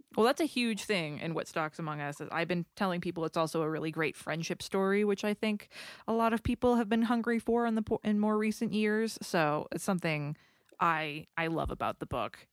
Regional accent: New England, United States; moved away; I'm from New England

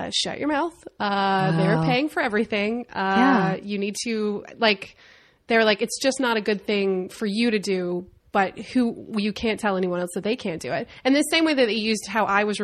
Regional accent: Winston-Salem, North Carolina, United States; moved away as an adult; also born or lived in Chicago / New York; now in Los Angeles, United States; I was in Winston-Salem, North Carolina

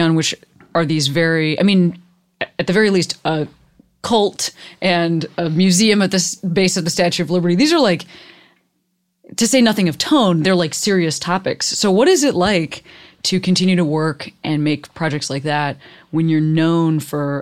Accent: Chicago, Illinois, United States; I grew up in Chicago.

